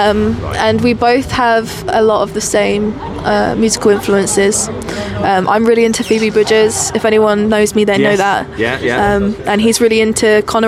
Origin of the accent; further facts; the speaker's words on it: Colchester, East of England, United Kingdom; moved away as an adult; also born or lived in Manchester; I'm from Colchester and I know it